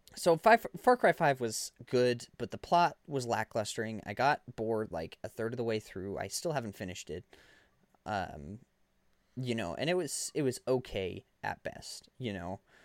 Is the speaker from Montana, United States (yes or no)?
yes; Montana, United States; we're from Montana